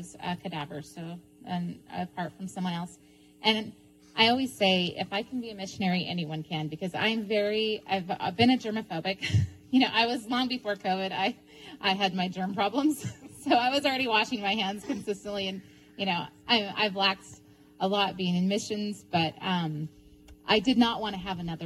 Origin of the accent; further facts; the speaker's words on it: United States; moved away as an adult; also born or lived in Ukraine; I'm originally from Tulip.